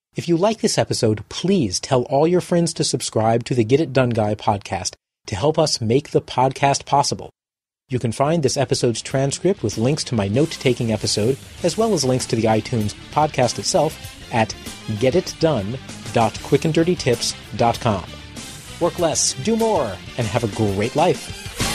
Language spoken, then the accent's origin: English; Boston, Massachusetts, United States; my hometown of Boston